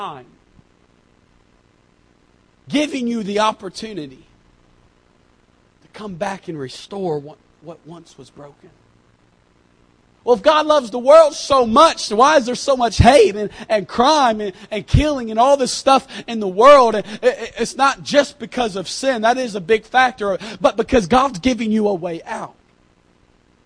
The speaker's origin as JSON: {"language": "English", "country": "United States", "said": "I'm from America"}